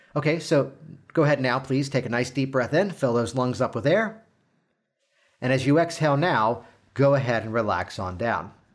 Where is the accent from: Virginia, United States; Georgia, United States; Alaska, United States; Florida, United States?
Virginia, United States; Virginia Beach; I am from Virginia Beach